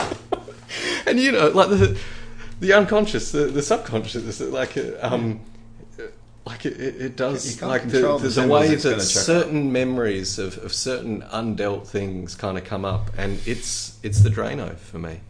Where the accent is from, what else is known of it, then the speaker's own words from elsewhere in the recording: Australia; I'm Australian